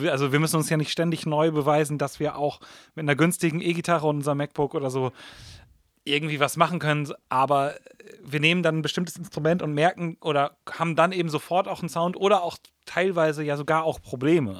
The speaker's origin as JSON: {"language": "German", "country": "Germany", "tie": "born or raised there", "said": "wir sind letztendlich alle in Deutschland aufgewachsen. Englisch ist nicht unsere erste Sprache"}